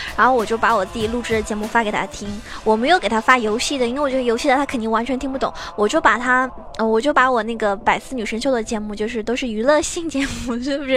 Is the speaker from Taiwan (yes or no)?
no; China; 我们中国人呢，就是这一点好